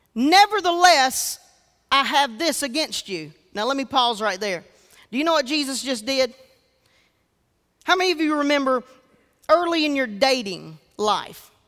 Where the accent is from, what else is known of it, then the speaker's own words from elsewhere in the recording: Georgetown, South Carolina, United States; I was raised in Georgetown, South Carolina.